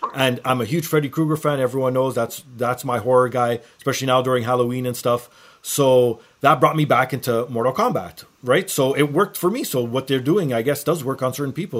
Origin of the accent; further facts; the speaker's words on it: Toronto, Ontario, Canada; being from Toronto myself